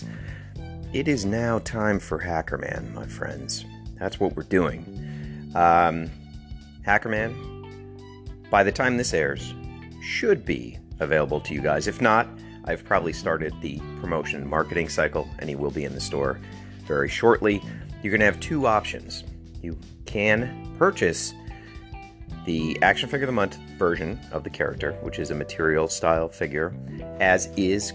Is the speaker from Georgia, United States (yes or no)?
no; Connecticut, United States; my home state of Connecticut.